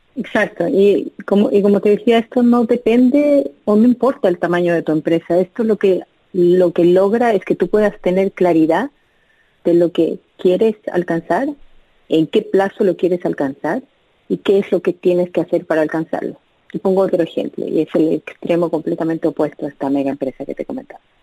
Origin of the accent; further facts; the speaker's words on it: Bolivia; moved away as an adult; also born or lived in Chile; now in United States; yo nací en Bolivia, eh, crecí en Bolivia